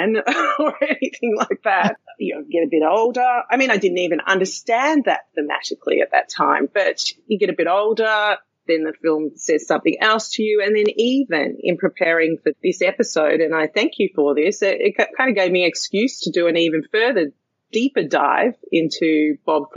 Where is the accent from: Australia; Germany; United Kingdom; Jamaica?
Australia; Being Australian